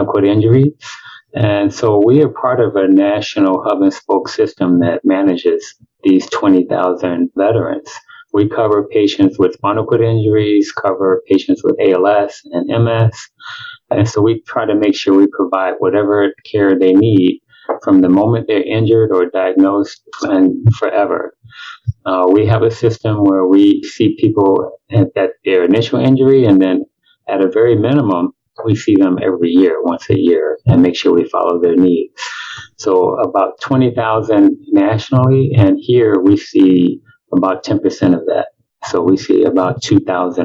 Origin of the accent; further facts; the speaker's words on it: Chicago, Illinois, United States; moved away as an adult; also born or lived in Milwaukee, Wisconsin; now in Tampa, United States; I'm originally from Chicago. I grew up there and did most of my initial training there